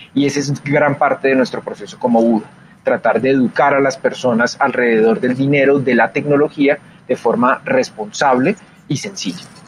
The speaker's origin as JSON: {"language": "Spanish", "country": "Colombia", "said": "en mi país, en Colombia"}